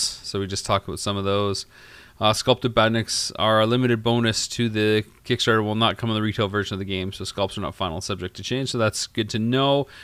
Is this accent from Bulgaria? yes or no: no; Canada; I'm from Canada